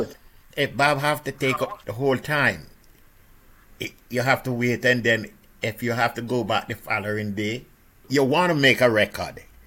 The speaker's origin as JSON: {"language": "English", "country": "Jamaica", "tie": "born or raised there", "said": "we grew up in Jamaica"}